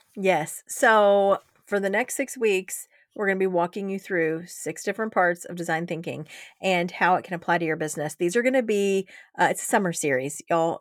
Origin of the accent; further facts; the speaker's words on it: Georgia, United States; I'm from Georgia